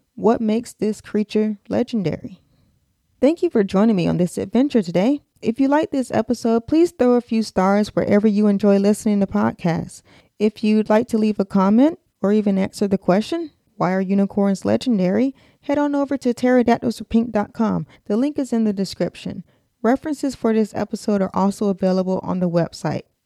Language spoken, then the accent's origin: English; United States; accent: American; my American accent